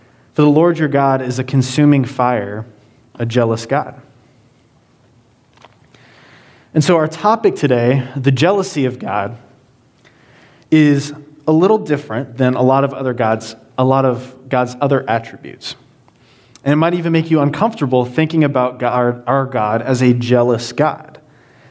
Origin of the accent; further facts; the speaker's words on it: Georgia, United States; now in Hanover, United States; I'm originally from Georgia